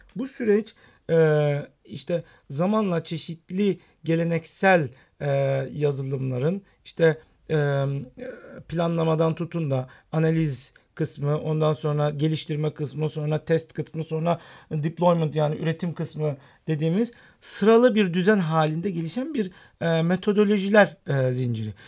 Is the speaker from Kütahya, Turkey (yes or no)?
no; Istanbul, Turkey; also born or lived in Rize (ancestry) / United States; İstanbul doğumlu olmakla beraber aslen Rizeliyim.